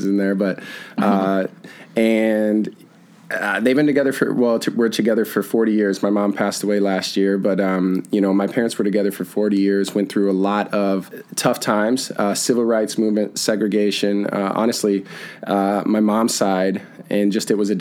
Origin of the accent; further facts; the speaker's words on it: Brandon, South Dakota, United States; I'm originally from South Dakota, Brandon, South Dakota